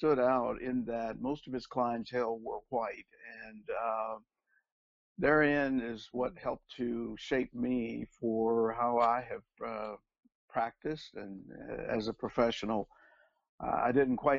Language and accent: English; Oklahoma, United States; I grew up in Oklahoma.